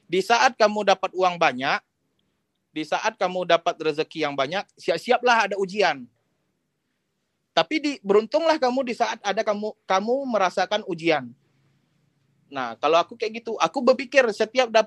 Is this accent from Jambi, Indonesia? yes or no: yes; Jambi, Indonesia; aku orang Jambi aku nggak tahu mau nanya dengan siapa